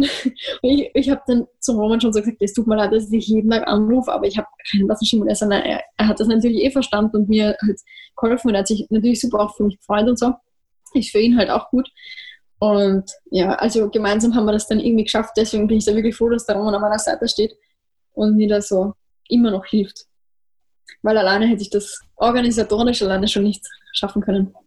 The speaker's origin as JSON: {"language": "German", "region": "Vienna", "country": "Austria", "said": "bei uns in Wien"}